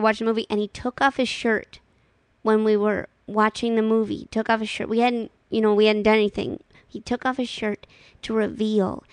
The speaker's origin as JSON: {"language": "English", "town": "St. Louis", "region": "Missouri", "country": "United States", "said": "I'm from St. Louis."}